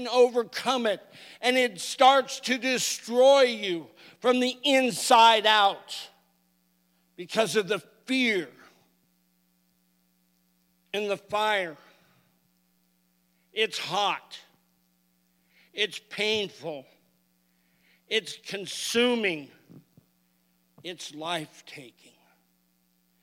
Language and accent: English; California, United States; now in Oklahoma, United States; I grew up in California